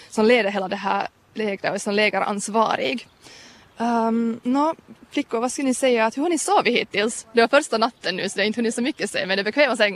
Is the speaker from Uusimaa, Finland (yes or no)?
yes; Kauniainen, Uusimaa, Finland; Jag är från Grankulla.